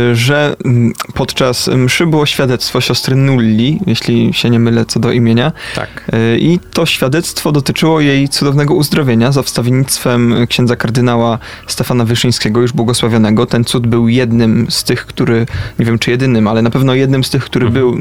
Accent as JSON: {"language": "Polish", "town": "Poznań", "region": "Greater Poland", "country": "Poland", "said": "Ja z Poznania jestem, ale to wiesz, Poznań duży, to nie wszystkie dzielnice znam."}